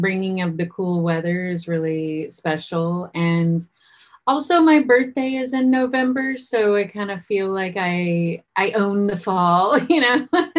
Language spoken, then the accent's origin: English; East Coast, United States; moved away; I grew up on the East Coast.